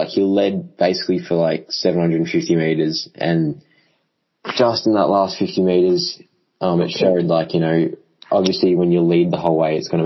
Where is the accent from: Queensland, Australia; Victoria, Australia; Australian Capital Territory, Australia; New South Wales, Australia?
Victoria, Australia; I'm from Victoria